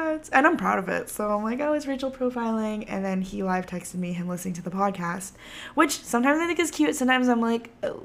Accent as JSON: {"language": "English", "region": "Texas", "country": "United States", "tie": "born or raised there", "said": "growing up in Texas"}